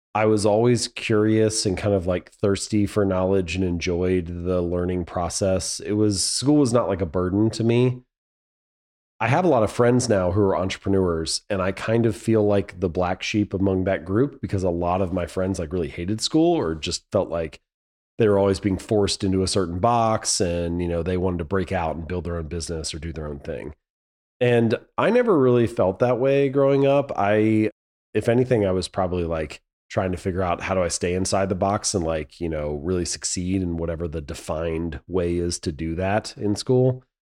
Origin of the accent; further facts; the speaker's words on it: Hamilton, Ohio, United States; moved away as an adult; I was born and raised in Hamilton, Ohio.